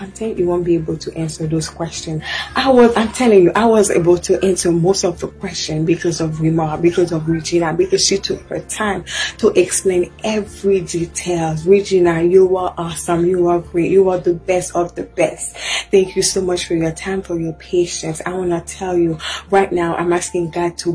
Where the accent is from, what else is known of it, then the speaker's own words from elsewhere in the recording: Haiti; now in United States; I'm from Haiti. I've been here in the US for 12 years.